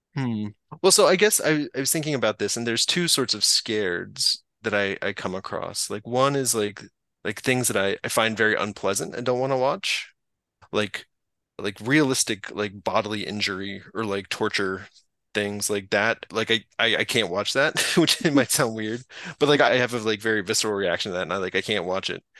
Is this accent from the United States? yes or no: yes; North Carolina, United States; I grew up in North Carolina